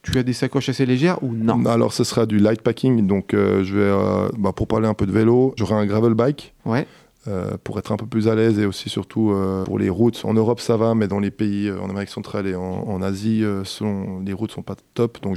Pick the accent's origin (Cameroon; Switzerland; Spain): Switzerland; parce que quand euh, on est suisse